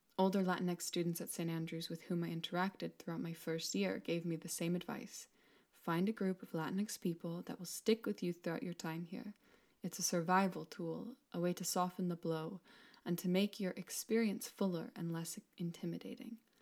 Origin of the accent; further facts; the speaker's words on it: Mexico; now in Scotland, United Kingdom; As a Mexican woman, part of a larger diaspora of people who have left my home country